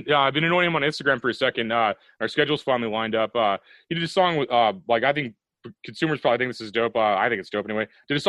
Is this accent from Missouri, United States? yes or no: yes; Missouri, United States; I'm from Missouri. We don't take that shit seriously. We're immortal out here.